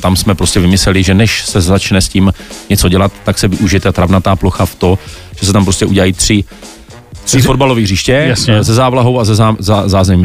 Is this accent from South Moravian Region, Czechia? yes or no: yes; Brno, South Moravian Region, Czechia; já jsem Brňák